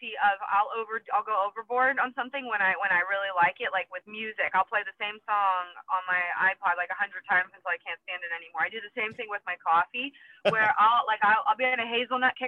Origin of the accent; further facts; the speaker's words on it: Pittsburgh, Pennsylvania, United States; I'm from Pittsburgh, so I call it pop